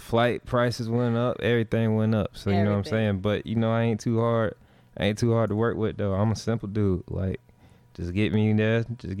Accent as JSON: {"language": "English", "town": "Sarasota", "region": "Florida", "country": "United States", "said": "I'm from Sarasota, Florida."}